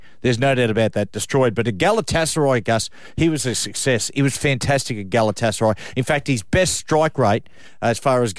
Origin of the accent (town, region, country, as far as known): Australia